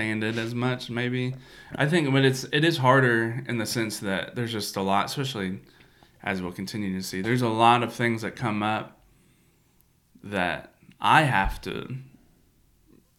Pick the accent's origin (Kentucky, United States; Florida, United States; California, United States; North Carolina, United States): Kentucky, United States; moved away as an adult; also born or lived in Illinois; now in East Tennessee, United States; we grew up in Kentucky, but then we were in Illinois for 8 years.